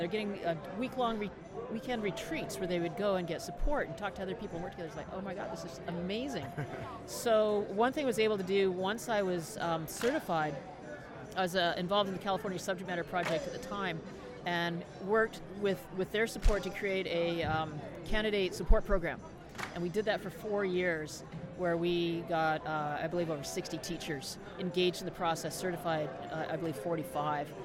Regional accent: Canada; I'm Canadian

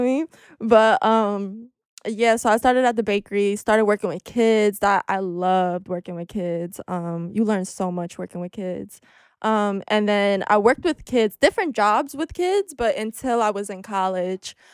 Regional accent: New York City, New York, United States; but if you're from Ridgewood, you definitely know what Fresh Pond is, and I grew up on Fresh Pond

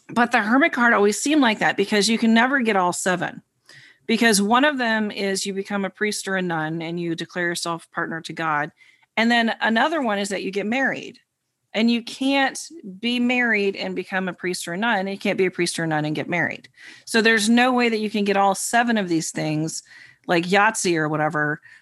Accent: New York, United States; the New Yorker.

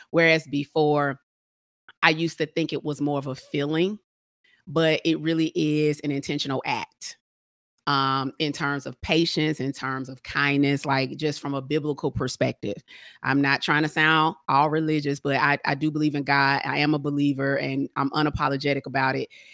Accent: Atlanta, Georgia, United States; I'm from Atlanta

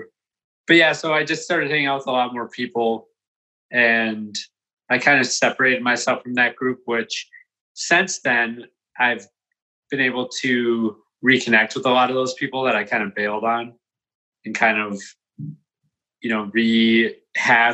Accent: Saint Paul, Minnesota, United States; also born or lived in Maplewood, Minnesota; I'm born and raised in St. Paul, Minnesota, and I lived on the east side of St. Paul until about fourth grade. Then I moved to Maplewood

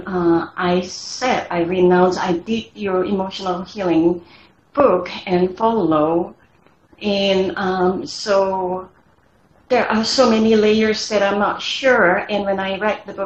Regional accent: Indonesia; moved away; I grew up in Indonesia and we believe in supernatural

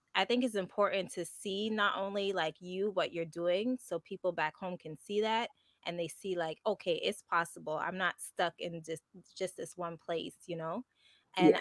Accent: Montreal, Quebec, Canada; first language English; I'm from Montreal. So I was born and raised here

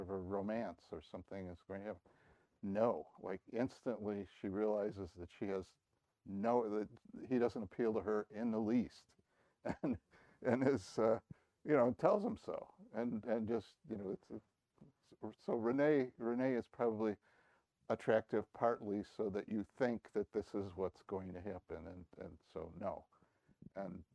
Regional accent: the East, East Coast, United States; moved away; I grew up in the East

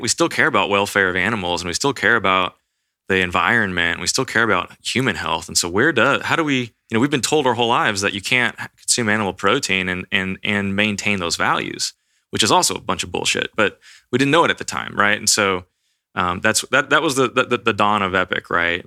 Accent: Austin, Texas, United States; I grew up here in Austin, Texas.

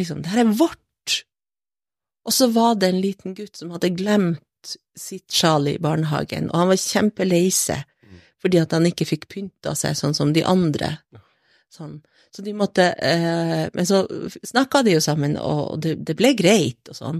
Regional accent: Brønnøysund, Nordland, Norway; moved away as an adult; also born or lived in Finnskogen, Solør; now in Kautokeino, Norway; så jeg bodde der i Solør, mm -hmm. lengst inne på Finnskogen, imot grensa, de første åtte årene. Ja. Og så eh, flytta familien min til Sør-Helgeland, til Brønnøysund

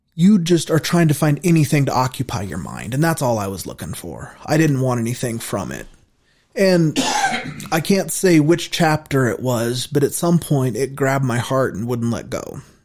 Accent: Casper, Wyoming, United States; also born or lived in Brookings, Oregon / Colorado; We moved to Casper when I was in the first grade

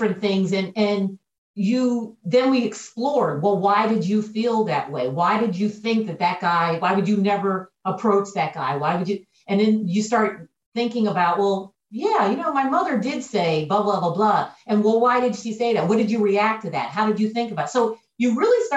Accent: Pennsylvania, United States; moved away as an adult; also born or lived in Kentucky; my home state of Pennsylvania

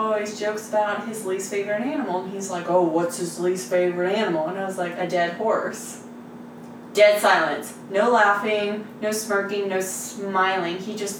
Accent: Texas, United States; I mean, I grew up in Texas.

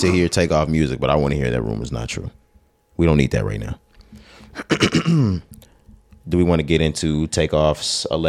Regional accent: Texas, United States; we are from Texas.

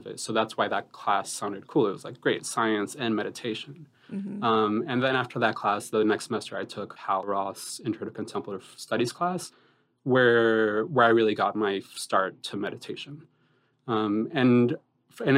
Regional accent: Boston, Massachusetts, United States; also born or lived in Colombia; Growing up in kind of the communities I grew up in Boston

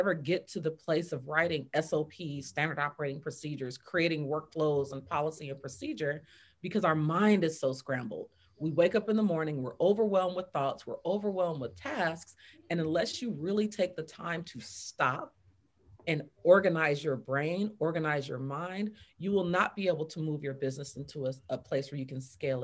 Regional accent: Fresno, California, United States; From California, from Fresno, California, right out the valley

